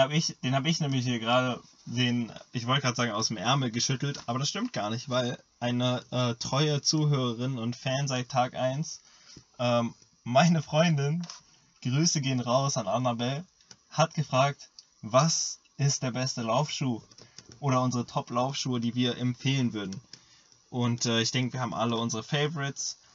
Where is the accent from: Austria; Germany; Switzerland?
Germany; ich komme aus Deutschland